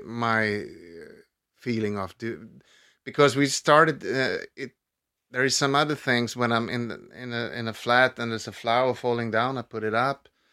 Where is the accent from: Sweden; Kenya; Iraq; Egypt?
Sweden; Stockholm, Stockholm County; I grew up in, in Vasastan